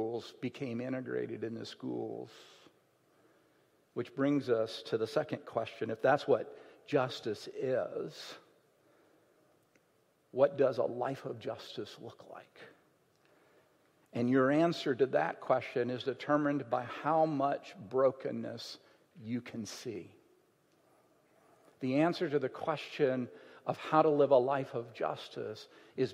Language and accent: English; Alabama, United States; moved away; When I grew up in Alabama, in my hometown, I grew up in the 60s and 70s.